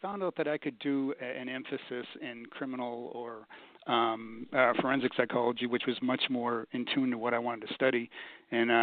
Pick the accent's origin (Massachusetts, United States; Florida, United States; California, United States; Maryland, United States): Massachusetts, United States; Boston; I grew up in Boston, which is a big hockey town.